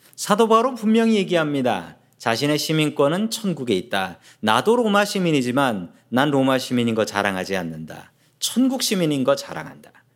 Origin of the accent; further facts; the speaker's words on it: South Korea; now in United States; 저는 한국 사람입니다. 대한민국 사람이고